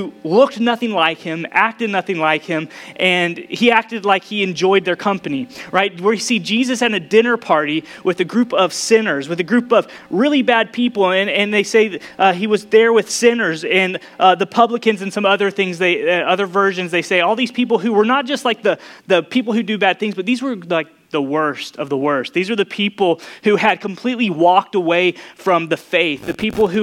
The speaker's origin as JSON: {"language": "English", "town": "Dallas", "region": "Texas", "country": "United States", "tie": "born or raised there", "moved": "yes", "said": "I'm originally from Dallas"}